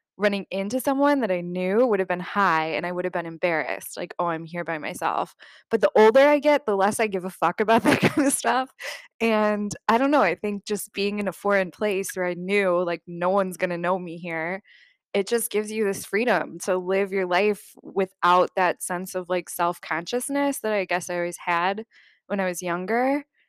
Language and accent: English; United States; you're an American traveling to Vietnam